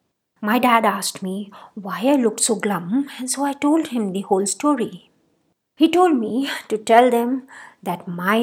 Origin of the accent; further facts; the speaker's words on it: Rajasthan, India; I did a couple of years of growing up in Rajasthan, where the nose is a very important accoutrement in a woman's beauty paraphernalia.